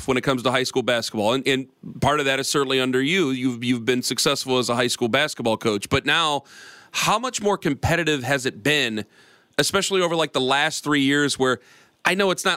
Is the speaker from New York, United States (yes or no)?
no; Perry, Ohio, United States; I'm from Perry, down there next to Canton McKinley